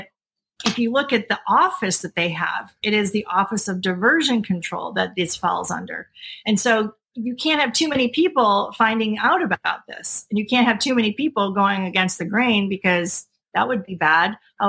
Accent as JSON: {"language": "English", "country": "United States", "said": "I am American free woman, and I am the grantor of the original jurisdiction and its beneficiary."}